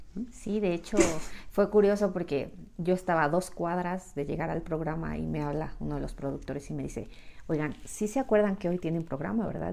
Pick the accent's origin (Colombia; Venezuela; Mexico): Mexico; Mexico City; Yo también soy de la Ciudad de México